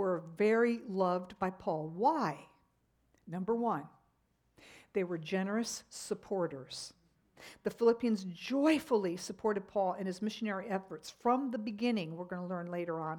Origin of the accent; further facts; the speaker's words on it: United States; as American Christians